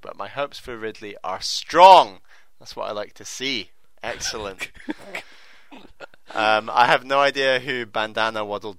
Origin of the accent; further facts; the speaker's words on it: Brazil; English is a second language; I know, that's because my family comes from Syria and I am from Brazil.